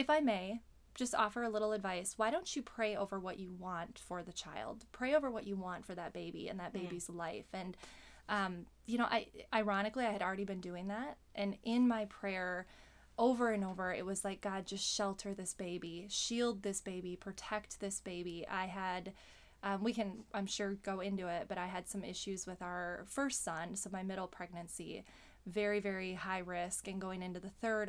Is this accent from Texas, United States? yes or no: no; Waukesha, Wisconsin, United States; I grew up in Waukesha.